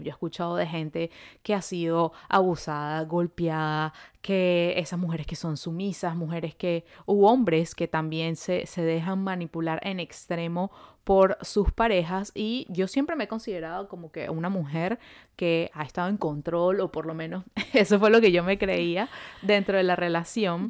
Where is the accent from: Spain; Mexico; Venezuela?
Venezuela; now in Montreal, Canada